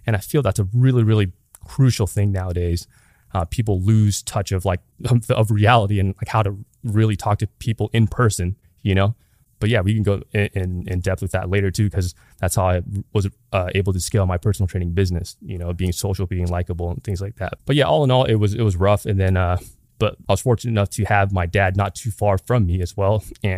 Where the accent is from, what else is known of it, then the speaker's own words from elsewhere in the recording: Long Beach, California, United States; But yeah, I was born and raised in Long Beach on the east side specifically. In that area, it's pretty diverse, but it was all mixed with like poverty, ghettos, and then there's like nice neighborhoods too.